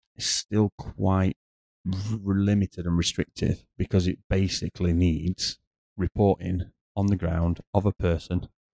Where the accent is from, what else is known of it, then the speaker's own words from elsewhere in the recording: United Kingdom; now in Dubai, United Arab Emirates; as a British person